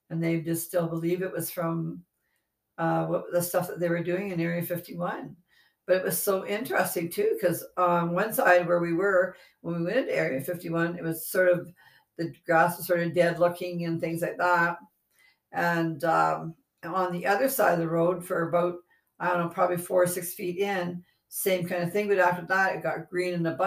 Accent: Canada; We're from Canada

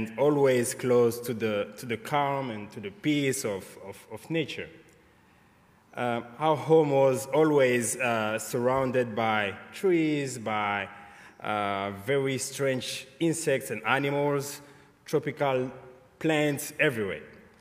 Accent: Great Lakes region, Kivu, DR Congo; moved away as an adult; now in United States; I was born in the Kivu Great Lakes region in Congo

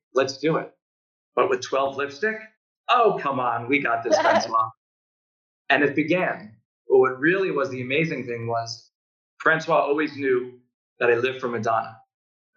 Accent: New York, United States; All my friends growing up in New York

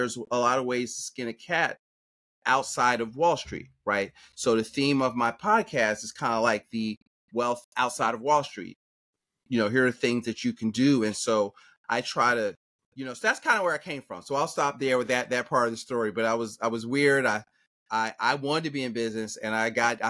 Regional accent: Philadelphia, Pennsylvania, United States; I'm from Philadelphia growing up

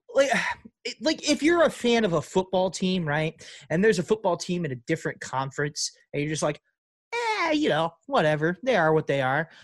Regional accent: St. Louis, Missouri, United States; I might be from the east side of St. Louis, but I'm not from East St. Louis.

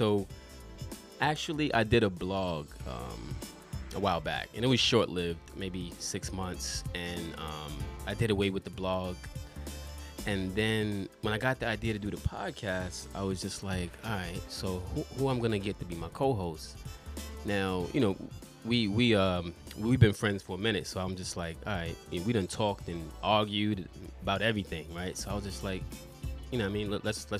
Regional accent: New York City, New York, United States; moved away as an adult; also born or lived in Charlotte, North Carolina; now in Japan; I grew up in Brooklyn and then, like, around 13, 14, moved to Charlotte, was out there for, like, 5-6 years and then went back to New York.

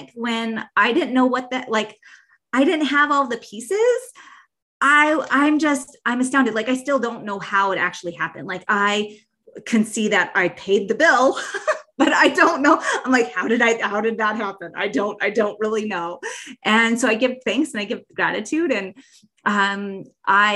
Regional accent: Bozeman, Montana, United States; my hometown of Bozeman, Montana

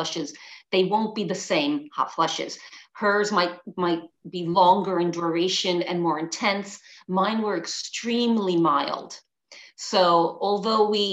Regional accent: New York City, New York, United States; moved away as an adult; now in London, United Kingdom; I'm originally from New York City, but now I live in London, and London is my home

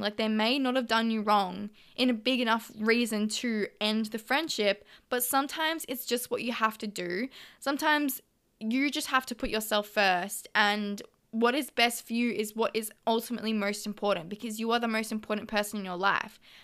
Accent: Melbourne, Victoria, Australia; moved away as an adult; now in Gold Coast, Australia; I am an original Melbourne girl, but I've moved up to the Gold Coast

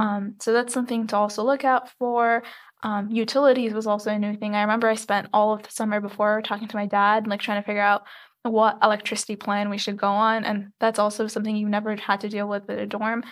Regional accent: Khobar, Eastern Province, Saudi Arabia; moved away as an adult; also born or lived in Egypt; now in Tucson, United States; I did, however, grow up in Saudi Arabia

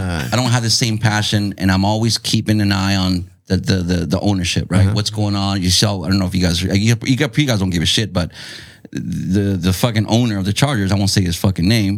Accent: Chula Vista, California, United States; I grew up in Otay, like Castle Park

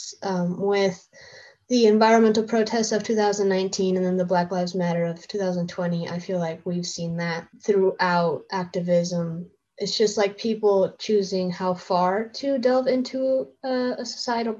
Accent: Arizona, United States; I'm from Arizona

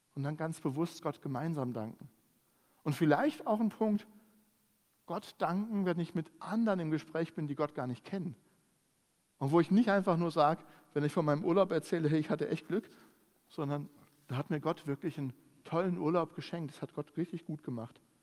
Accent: Germany; bei uns in Deutschland

